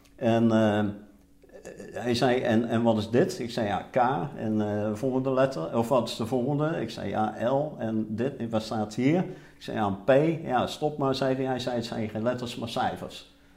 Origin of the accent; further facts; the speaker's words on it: Roosendaal, North Brabant, Netherlands; also born or lived in Zevenaar; ik ben geboren in Zevenaar, maar eh, toen ik één jaar was, eh, is het eh, hele gezin verhuisd naar Roosendaal. En ik kwam in een nieuwbouwwijk van Roosendaal te wonen.